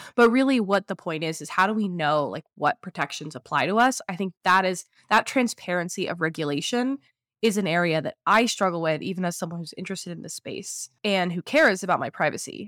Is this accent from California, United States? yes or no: yes; California, United States; moved away; I'm originally from California